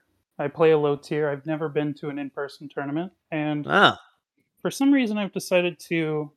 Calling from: upstate New York, United States; Calling in from upstate New York.

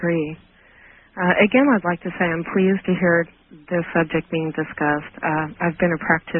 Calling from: Washington, United States; Good evening. I'm calling from Washington State.

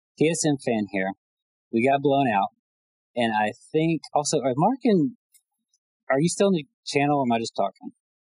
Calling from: Alabama, United States

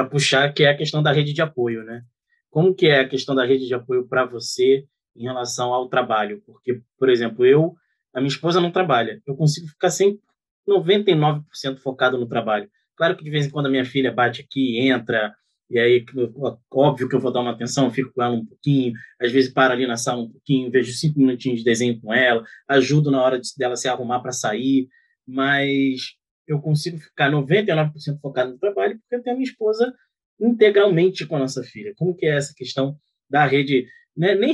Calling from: Rio de Janeiro, Brazil; Eu falo do Rio de Janeiro.

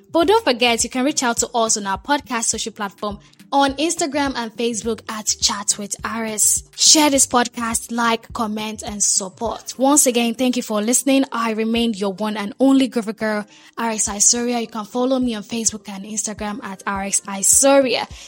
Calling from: Ikorodu, Lagos, Nigeria; I'm speaking from Ikorodu.

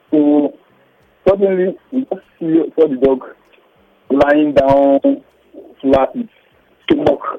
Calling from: United States

